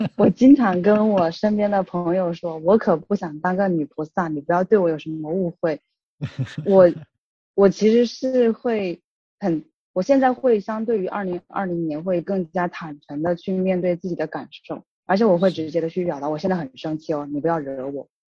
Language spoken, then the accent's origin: Chinese; Hubei, China; moved away; 我是湖北来的